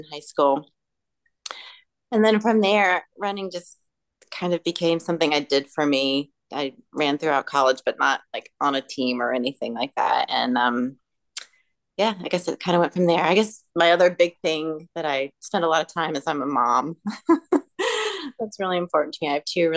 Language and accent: English; Pilot, Virginia, United States; I grew up in Pilot, Virginia, which is okay. A tiny, tiny little town close to Virginia Tech